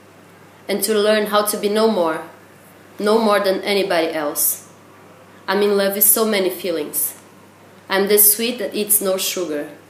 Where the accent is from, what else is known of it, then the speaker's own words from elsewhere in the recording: São Paulo, Brazil; moved away; it's a sister city from my hometown, that it's São Paulo